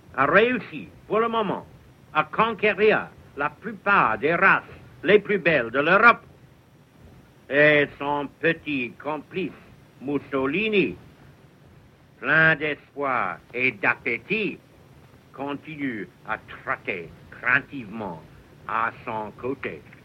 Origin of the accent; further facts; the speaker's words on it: England, United Kingdom; French is a second language; ici, chez nous, en Angleterre